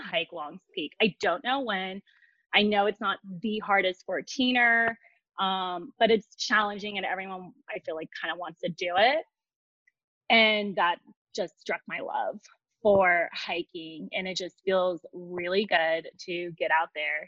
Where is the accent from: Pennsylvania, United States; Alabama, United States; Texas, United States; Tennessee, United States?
Texas, United States; Dallas; moved away as an adult; now in Colorado, United States; growing up in Texas, there's not too much going on. Well, like in Dallas, especially